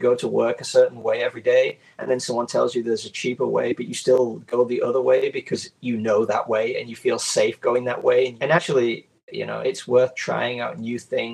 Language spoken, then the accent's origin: English; Yorkshire and the Humber, United Kingdom; now in Osaka, Japan; I was born in the UK. I was born in Yorkshire, England, and I now live in Osaka in Japan